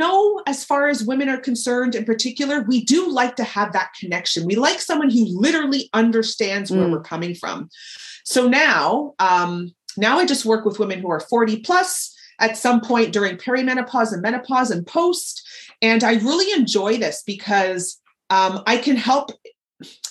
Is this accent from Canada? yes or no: yes; Toronto, Ontario, Canada; I'm born and raised in Toronto